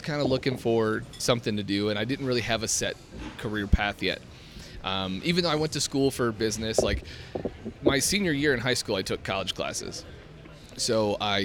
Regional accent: Detroit, Michigan, United States; moved away as an adult; growing up in Detroit

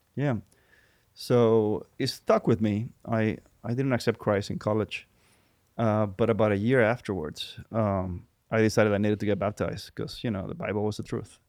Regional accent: Puerto Rico; English is a second language; moved away as an adult; now in United States; I was born and raised in Puerto Rico

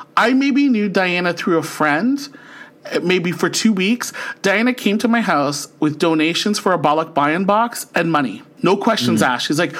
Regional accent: Philippines; It's because we're Filipino. I know what our culture goes through

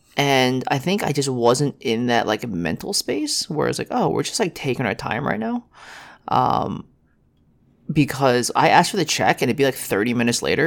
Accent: New York City, New York, United States; we're from New York City

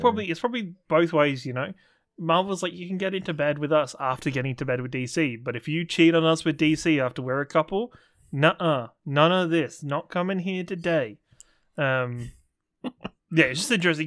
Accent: England, United Kingdom; as an English person.

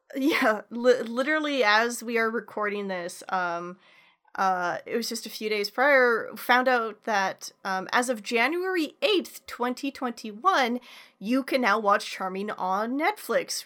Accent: Canada; a Canadian

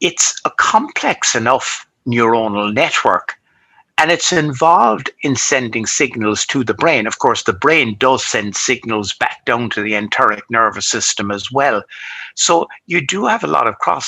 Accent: Cork, Munster, Ireland; also born or lived in New York / London / Dublin; I studied medicine in my hometown, which is here in Cork.

